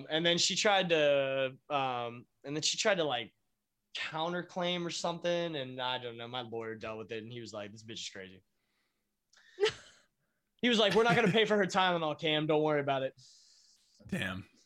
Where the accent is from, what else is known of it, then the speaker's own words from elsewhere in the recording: United States; I am, but I'm from America.